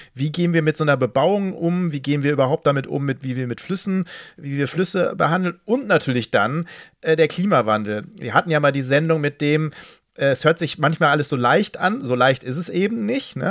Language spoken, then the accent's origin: German; Ruhr area, North Rhine-Westphalia, Germany; ich komme aus dem Ruhrgebiet